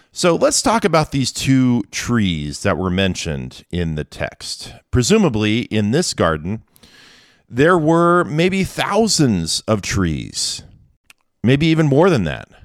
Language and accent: English; Kent, Washington, United States; my parents' little vegetable garden growing up in Kent, Washington